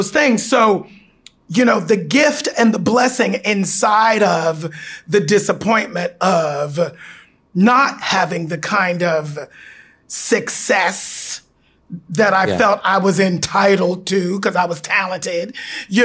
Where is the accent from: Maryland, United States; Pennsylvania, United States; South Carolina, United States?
Pennsylvania, United States; Pittsburgh; my hometown of Pittsburgh